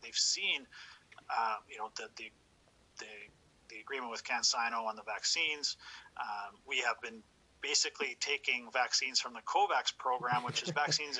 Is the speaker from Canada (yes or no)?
yes; Canada; as a Canadian, I'm embarrassed of our current leadership